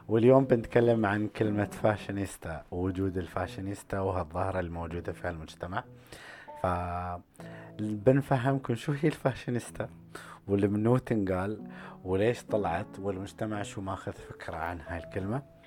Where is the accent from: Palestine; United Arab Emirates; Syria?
United Arab Emirates; اني انا اماراتي اوكي وعندي شيوخ وعندي اهل وعندي اسم اماراتي